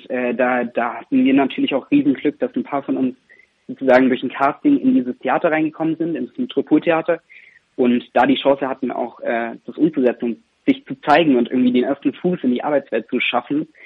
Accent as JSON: {"language": "German", "town": "Reutlingen", "region": "Baden-Württemberg", "country": "Germany", "said": "Ich komme ich komm, äh, aus Reutlingen ganz genau, ah. also da die Gegend. Genau. Und äh, von daher, ich kann Schwäbisch, aber es ist sehr eingerostet."}